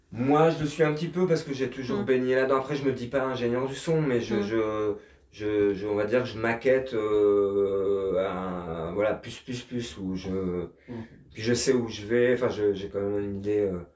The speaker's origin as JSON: {"language": "French", "country": "France", "said": "on est français"}